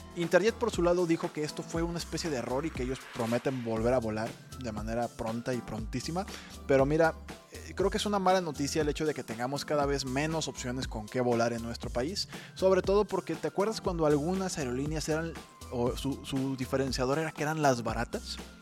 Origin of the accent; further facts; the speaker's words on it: Mexico; a nosotros como mexicanos